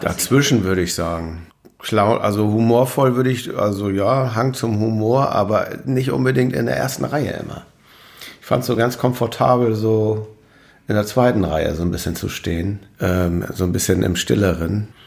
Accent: Dithmarschen, Schleswig-Holstein, Germany; moved away as an adult; also born or lived in Meldorf; now in Hamburg, Germany; Ich bin Dithmarscher in Hamburg.

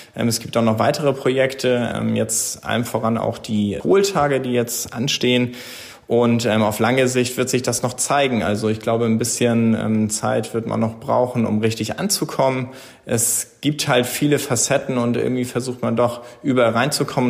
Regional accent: Brunsbüttel, Schleswig-Holstein, Germany; ich bin gebürtiger Brunsbüttler und bin verwurzelt mit dieser Region

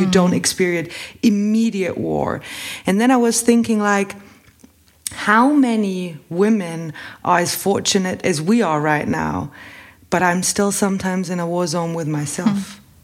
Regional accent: Bavaria, Germany; I grew up in Bavaria

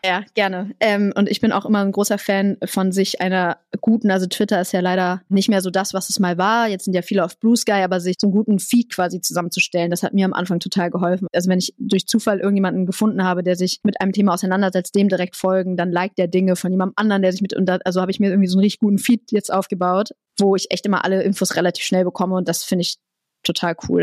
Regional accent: Bremen, Germany; moved away; ich komme aus Bremen

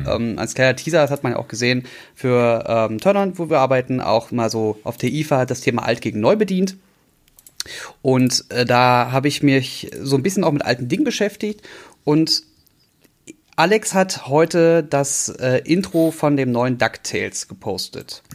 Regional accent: Berlin, Germany; ich bin Berliner geboren

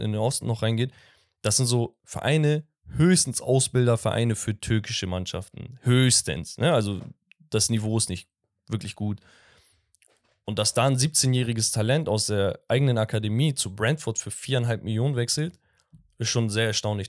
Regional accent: Sivas, Sivas Province, Turkey; aus meiner Heimatstadt, von Sivaspor

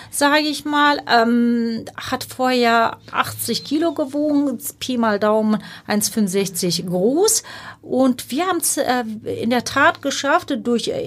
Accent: Turkey; born there; first language Turkish; also die, mh, Ursprungssprache ist Türkisch, das haben Sie sehr schön gesagt.

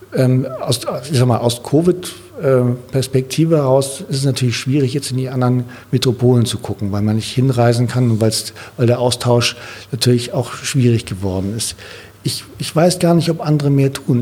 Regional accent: Sylt, Schleswig-Holstein, Germany; now in Berlin, Germany; an die Nordsee, da wo ich herkomme ich liebe das da oben, das ist mein Zuhause

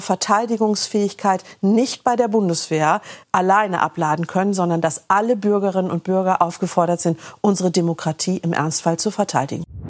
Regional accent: Germany; bei uns in Deutschland

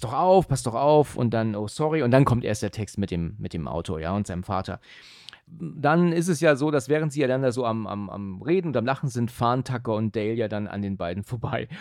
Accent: Husum, Schleswig-Holstein, Germany; now in Hesse, Germany; komme auch aus dem hohen Norden ursprünglich, ne? Mhm. Bin ja aus Husum, ähm, aber bin ja jetzt eigentlich schon eher Hesse als, als Norddeutscher

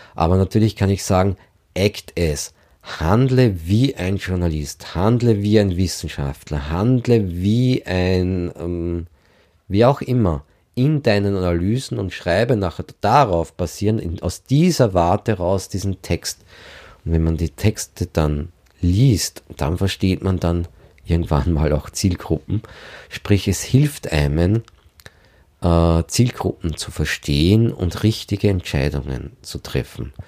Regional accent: Lower Austria, Austria; ich bin Niederösterreicher

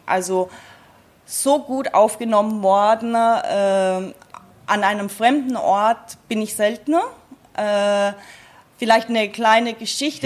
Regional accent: Bavaria, Germany; moved away as an adult; also born or lived in Salzburg, Austria; now in Sylt, Germany; meine Heimat Bayern schon etwas näher, wo ich ursprünglich auch herkomme

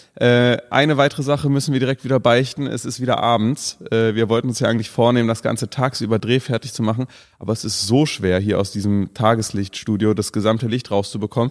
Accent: Cologne, North Rhine-Westphalia, Germany; gerade als Kölner

